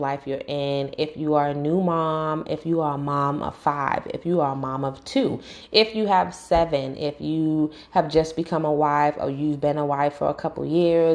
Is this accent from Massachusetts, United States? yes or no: no; New York City, New York, United States; moved away as an adult; now in North Carolina, United States; I was born and raised in New York and I live in North Carolina right now